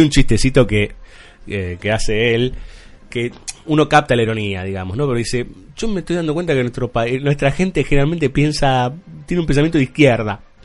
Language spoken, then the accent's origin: Spanish; Argentina; somos argentinos